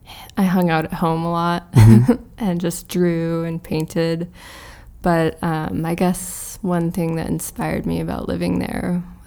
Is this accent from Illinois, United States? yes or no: no; Norman, Oklahoma, United States; moved away as an adult; also born or lived in Michigan; now in New York, United States; Yeah, I grew up in Norman, Oklahoma. It's a small college town.